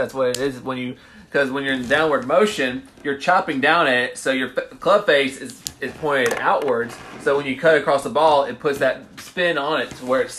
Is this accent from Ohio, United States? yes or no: no; Meridian, Mississippi, United States; moved away as an adult; also born or lived in Jackson, Mississippi; now in Oxford, United States; I'm originally from Meridian, Mississippi.